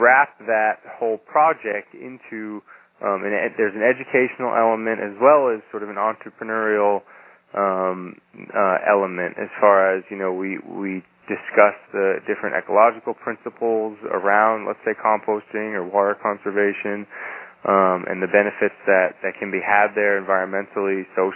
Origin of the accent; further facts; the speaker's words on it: New Hampshire, United States; I decided that I really wanted to go back to my home state of New Hampshire, and particularly to where I had a lot of connections to people and also to the land in the Lakes region of New Hampshire